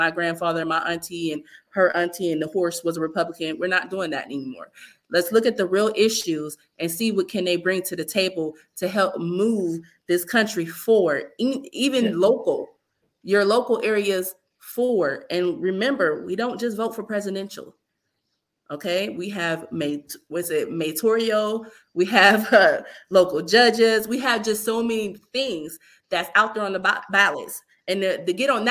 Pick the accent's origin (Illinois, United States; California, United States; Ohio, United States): Ohio, United States; Youngstown; That is still my town. Okay, that's my hometown.